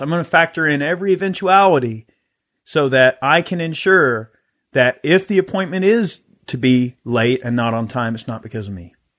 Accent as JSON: {"language": "English", "region": "the South", "country": "United States", "tie": "born or raised there", "said": "I grew up in the South. I grew up, you know, in the outdoors, hunting, fishing"}